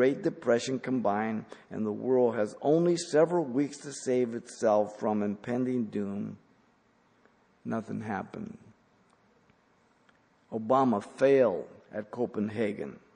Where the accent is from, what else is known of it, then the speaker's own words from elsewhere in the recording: Mexico; English is a second language; moved away; I came from Mexico, I learned English.